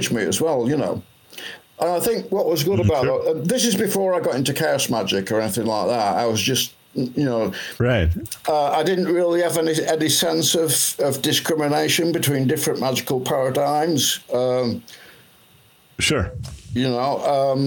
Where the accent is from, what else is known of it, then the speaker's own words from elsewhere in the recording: Blackpool, North West England, United Kingdom; also born or lived in Huddersfield; I moved back from Huddersfield back to my hometown, Blackpool